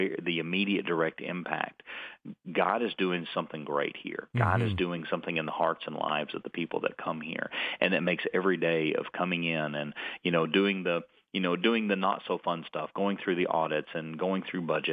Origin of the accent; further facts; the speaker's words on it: North Georgia, United States; also born or lived in Idaho; now in Florida, United States; I was raised in North Georgia